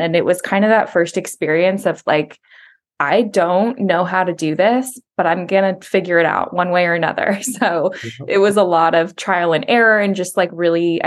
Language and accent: English; Folsom, California, United States; I grew up in Folsom, California, just outside of Sacramento